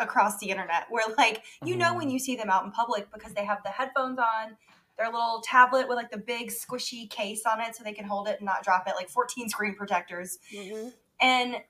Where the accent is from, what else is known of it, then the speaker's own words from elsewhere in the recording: the South, United States; I'm from the South.